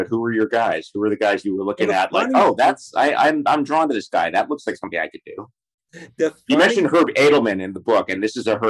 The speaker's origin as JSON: {"language": "English", "town": "New York City", "region": "New York", "country": "United States", "tie": "born or raised there", "said": "I was born in, I'm from deep Queens, but I grew up in Midtown and I spent my last couple of years in Astoria."}